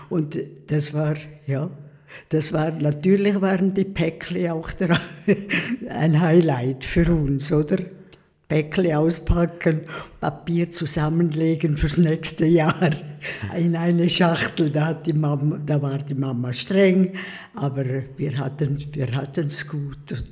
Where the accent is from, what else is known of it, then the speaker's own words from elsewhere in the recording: Pfäfers, St. Gallen, Switzerland; Ja, ich bin also Ragaz Pfäfers, aufgewachsen in Pfäfers haben wir gewohnt. Wir, unser Haus steht noch und ich war letzthin in Pfäfers ganz stolz in unserem Haus